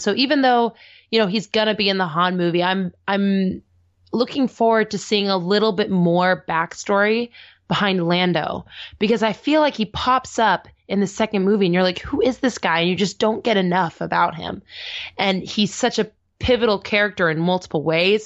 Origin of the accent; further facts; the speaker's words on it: the Northwest, Pacific Northwest, United States; I grew up in the Northwest